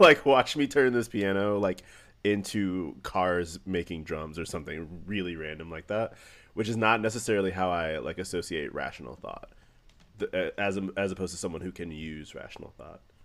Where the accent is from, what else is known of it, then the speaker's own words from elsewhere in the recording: St. Louis, Missouri, United States; I'm from Saint Louis